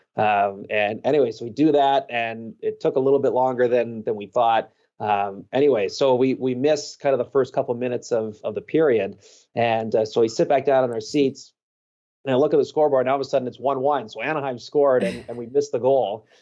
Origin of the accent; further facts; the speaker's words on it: Vancouver Island, British Columbia, Canada; growing up on Vancouver Island